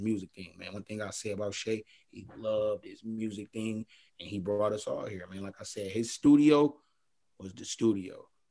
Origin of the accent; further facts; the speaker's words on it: Buffalo, New York, United States; I grew up on Warren Street